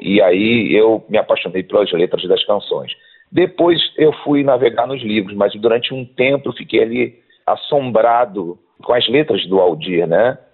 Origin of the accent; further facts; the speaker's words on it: Nova Iguaçu, Rio de Janeiro, Brazil; eu sou de Tinguá, ali, interior do Rio de Janeiro